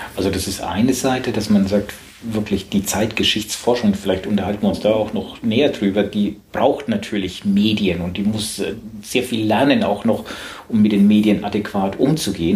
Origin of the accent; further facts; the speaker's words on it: Southern Germany, Germany; accent: süddeutscher Akzent; now in Hamburg, Germany; ich komme aus Süddeutschland